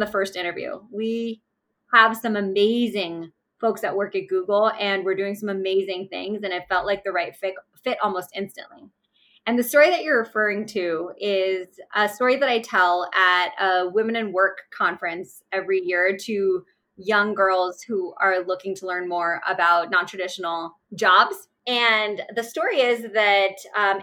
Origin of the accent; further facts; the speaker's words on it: Pakistan; moved away; I am originally Pakistani. So I was born in Pakistan and my father is a traditional Pakistani man